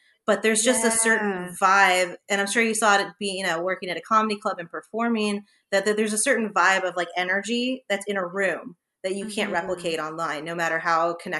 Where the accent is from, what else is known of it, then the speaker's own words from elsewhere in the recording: Los Angeles, California, United States; now in New Orleans, United States; I'm from Los Angeles.